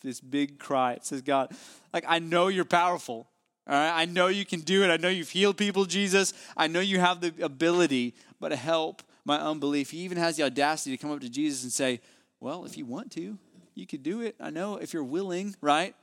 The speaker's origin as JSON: {"language": "English", "region": "West Virginia", "country": "United States", "tie": "born or raised there", "moved": "yes", "lives_now": "Houston, United States", "said": "my hometown there in West Virginia"}